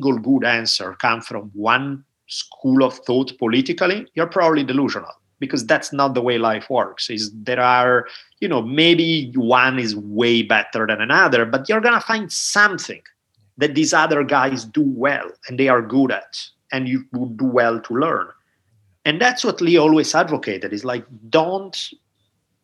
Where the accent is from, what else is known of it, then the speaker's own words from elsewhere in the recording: Italy; now in United States; growing up in Italy